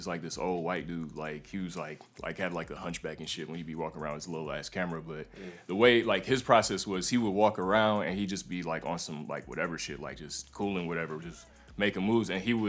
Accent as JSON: {"language": "English", "town": "Charlotte", "region": "North Carolina", "country": "United States", "tie": "born or raised there", "also_born_or_lived": "New York", "said": "So I was born in New York, but I moved around a lot as a kid, and last stop was Charlotte, North Carolina, and that's where I was from. That's where I claim."}